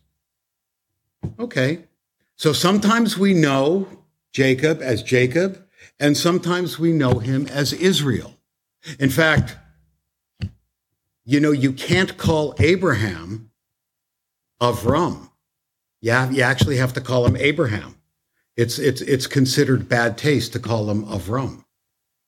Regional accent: Toronto, Ontario, Canada; now in United States; I'm from Canada

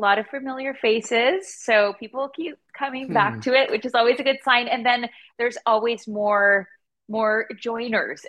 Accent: Hamilton, Ontario, Canada; Hamilton, because, you know, this is my hometown, born and raised. I've always lived here

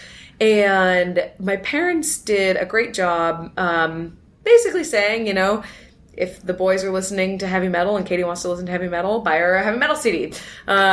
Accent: Los Altos, California, United States; So, I grew up in Northern California, right here in the Bay Area, and in a town called Los Altos, which is smack in the middle of Silicon Valley

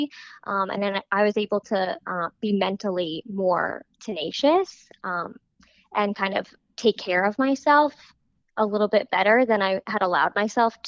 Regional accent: New York, United States; now in California, United States; I'm originally from New York, and I am currently living in California

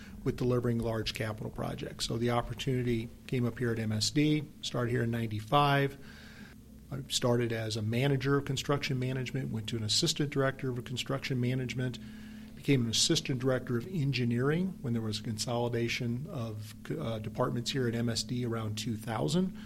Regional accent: Belleville, Illinois, United States; moved away as an adult; now in St. Louis, United States; I'm originally from Belleville, Illinois

